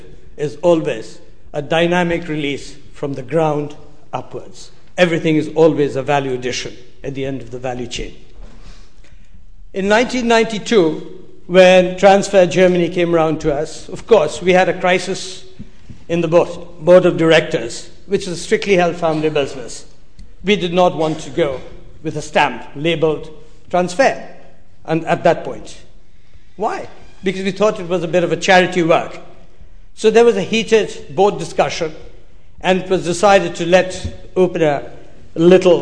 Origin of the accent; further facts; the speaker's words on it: Darjeeling, West Bengal, India; I come from Darjeeling.